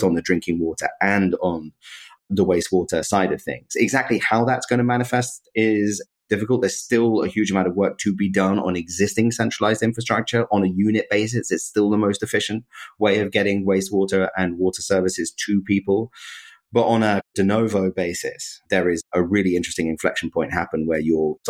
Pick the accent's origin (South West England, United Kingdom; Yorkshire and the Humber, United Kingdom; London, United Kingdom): London, United Kingdom; I'm from London.